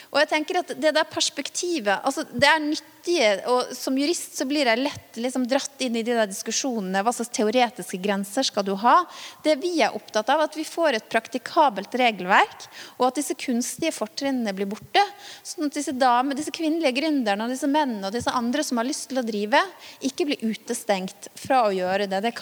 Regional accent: Vanylven, Møre og Romsdal, Norway; Tenk deg en dame på min alder da, i hjemkommunen min, Vanylven

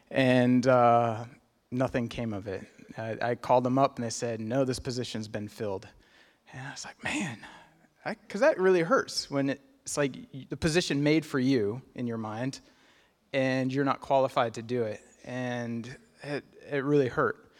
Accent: Kenya; My, my folks were missionaries. I was born and raised in Kenya.

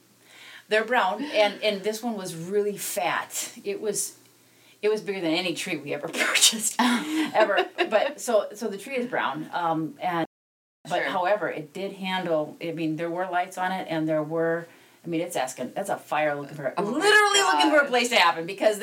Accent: South Dakota, United States; also born or lived in Black Hills, South Dakota; So I grew up in the plains of South Dakota, and I grew up equally in on one side of the state as I did on the other side of the state.

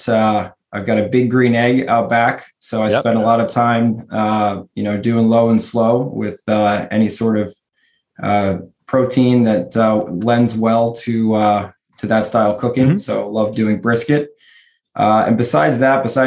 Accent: Maryland, United States; also born or lived in Australia; I grew up in Maryland myself

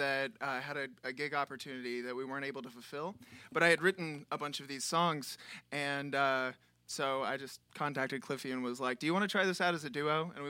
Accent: Puckett, Mississippi, United States; also born or lived in Jackson, United States; a little town called Puckett, Mississippi, with about 300 people in it. And I spent college in Jackson, so that's where I kind of cut my teeth, and then moved up here in 2013.

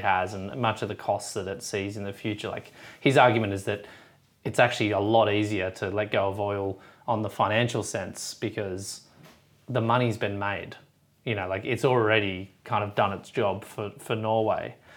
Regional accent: Australia; as an Aussie

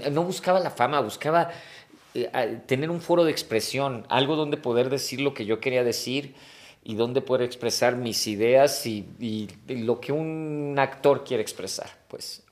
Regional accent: Mexico City, Mexico; Yo nací en la Ciudad de México. Este, pero por trabajo de mi papá algún tiempo nos fuimos a vivir a provincia.

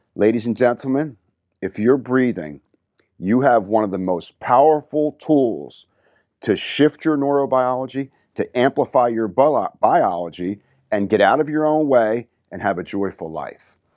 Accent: New Jersey, United States; growing up in New Jersey, you get that little edge

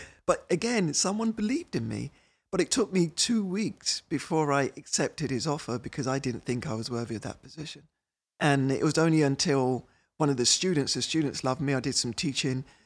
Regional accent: United Kingdom; moved away as an adult; now in Minnesota, United States; I'm British

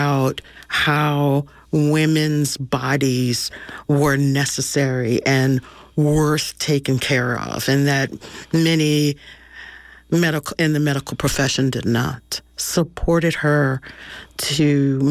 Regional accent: the South, United States; as a Southern Black woman

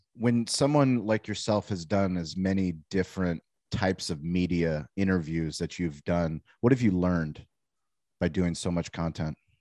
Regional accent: Denver, Colorado, United States; also born or lived in Boulder, Colorado; I was born actually in Denver.

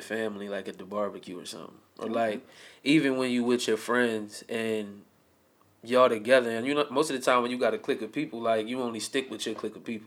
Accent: New Jersey, United States; I'm from New Jersey, South Jersey

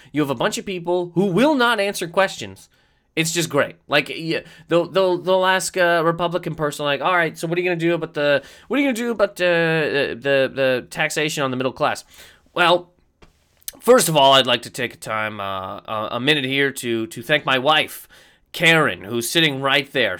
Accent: Canada; moved away; Being a Canadian human being

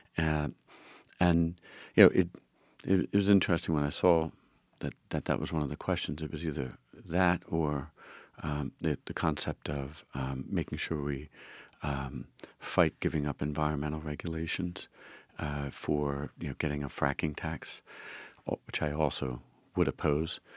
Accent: Philadelphia, Pennsylvania, United States; I grew up in the Frankfurt, uh, part of, part of the, the district

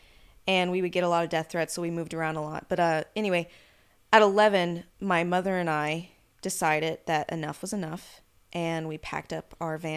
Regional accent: Arcata, California, United States; also born or lived in Sacramento, United States / Yucca Valley, United States; Originally, I was born in Sacramento, California, and then I grew up mainly in Northern California around Arcata, McKinleyville, and then I spent the last few years in California in the Mojave, Yucca Valley, Palm Springs area.

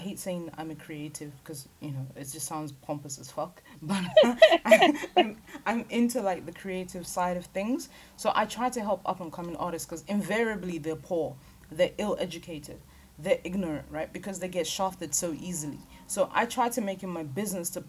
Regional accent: Lagos, Nigeria; now in United Kingdom; I'm from Lagos Island. I don't know if anybody knows what Lagos Island looks like. That's where I was born. That's where I was raised.

